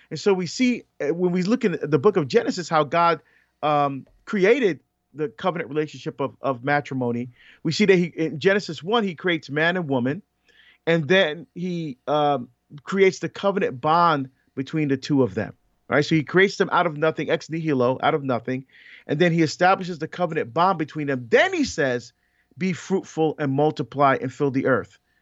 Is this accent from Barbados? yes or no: yes; Barbados; moved away; I was born in Barbados